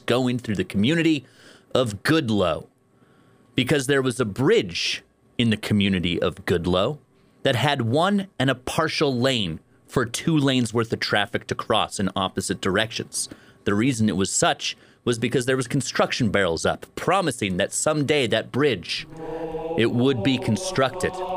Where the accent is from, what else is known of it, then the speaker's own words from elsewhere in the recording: Grimshaw, Alberta, Canada; now in Fort St. John, Canada; Growing up in Grimshaw, Alberta, I was a member of a running club